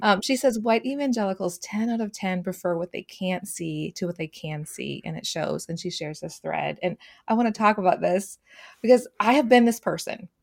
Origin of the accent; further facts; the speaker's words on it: Twin Cities, Minnesota, United States; I grew up in the Twin Cities area.